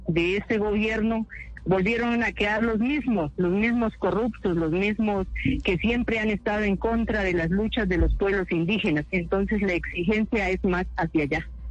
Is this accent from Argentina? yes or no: no; Colombia; nosotros como pueblo colombiano